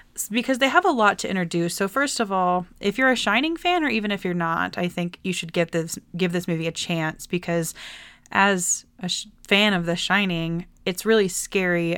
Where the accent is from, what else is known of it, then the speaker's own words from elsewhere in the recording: Texas, United States; I'm from Texas